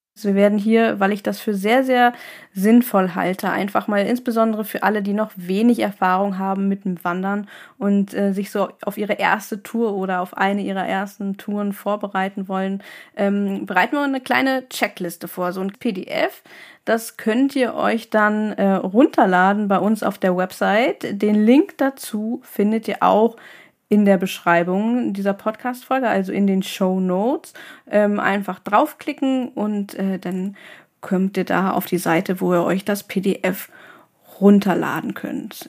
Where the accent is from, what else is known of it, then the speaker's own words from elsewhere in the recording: Northern Germany, Germany; Ich komme ja aus dem Norden